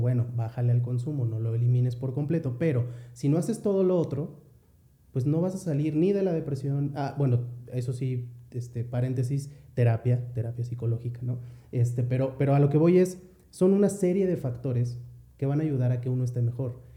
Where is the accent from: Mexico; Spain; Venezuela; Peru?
Mexico; nosotros como mexicanos